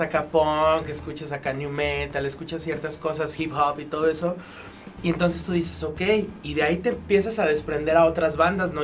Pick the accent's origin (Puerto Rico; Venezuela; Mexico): Mexico; León, Guanajuato; como joven leonés mexicano